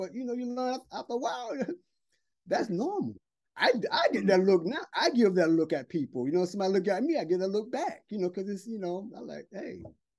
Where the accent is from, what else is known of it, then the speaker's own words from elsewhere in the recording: the South, United States; now in China; because when I first came over here, you know, people staring at me, not seeing a black guy, you know, I'm from the South